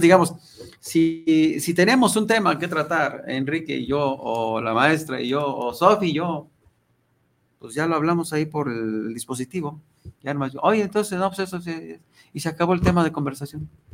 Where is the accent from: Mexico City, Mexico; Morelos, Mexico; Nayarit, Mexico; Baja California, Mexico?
Nayarit, Mexico; Ruiz; now in Guadalajara, Mexico; Yo soy de la tierra de los Coras, yo soy de Ruiz Nayarit